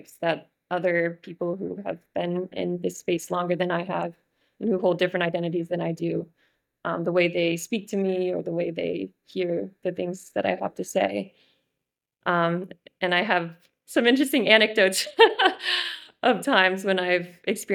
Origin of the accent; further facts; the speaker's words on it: White River Junction, Vermont, United States; working at a storefront in my hometown in White River Junction